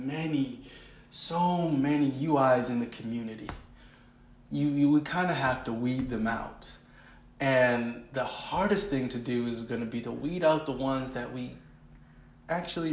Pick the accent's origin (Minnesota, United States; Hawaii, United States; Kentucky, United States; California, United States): California, United States; Oakland; also born or lived in Richmond, California / San Pablo, California; Richmond and Oakland, San Pablo. That's where I'm from. Those were the places. That's where I went to school